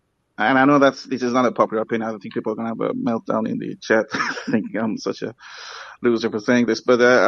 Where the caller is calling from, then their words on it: Sweden; first language English; I'm calling from Sweden, English is my first language